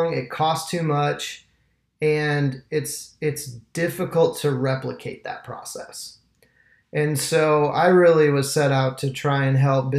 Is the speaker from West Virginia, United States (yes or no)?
no; Michigan, United States; moved away as an adult; now in Tampa, United States; I'm an entrepreneur out of Tampa, Florida. I've been here for about 10 years. I'm from Michigan originally.